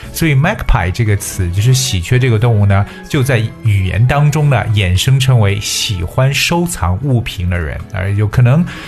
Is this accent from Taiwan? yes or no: no; China; 有很多对我们中国人来讲，简直就是 eye opening 开眼界的东西